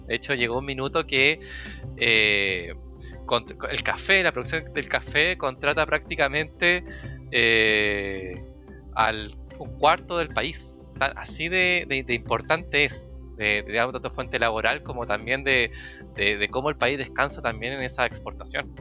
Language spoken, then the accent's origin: Spanish; Chile; en Chile, cuando nosotros decimos